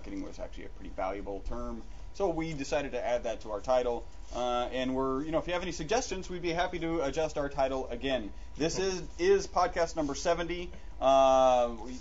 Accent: United States; we are American.

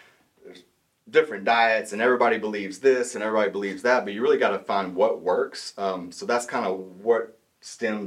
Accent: Talihina, Oklahoma, United States; moved away as an adult; now in Tahlequah, United States; I grew up in Tallahena, Oklahoma, which is about 2 hours south of here, southeast Oklahoma. So born and raised there.

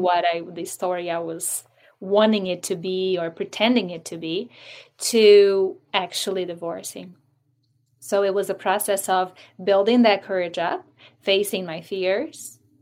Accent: Brazil; moved away as an adult; now in United States; I'm from Brazil, so I was born and raised there.

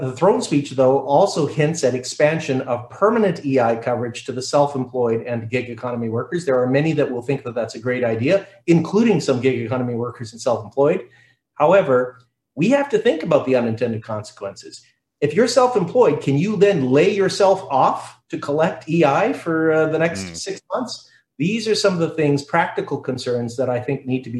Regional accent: Winnipeg, Manitoba, Canada; When I was 15, growing up in Winnipeg

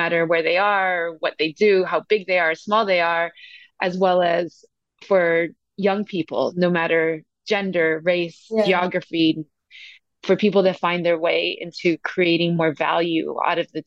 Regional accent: San Francisco, California, United States; moved away as an adult; also born or lived in Asia / Latin America; now in Cape Town, South Africa; I came from San Francisco. That's where I was born and raised.

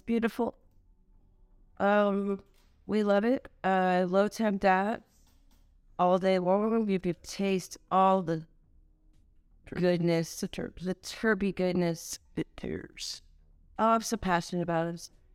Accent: Los Angeles, California, United States; I'm from California. Um, LA, baby.

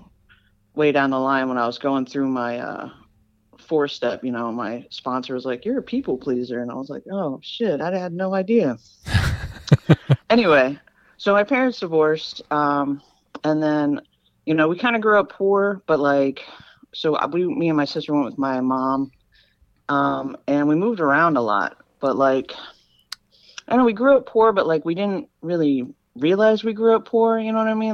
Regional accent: Kentucky, United States; also born or lived in Cincinnati, Ohio; grew up in Kentucky.

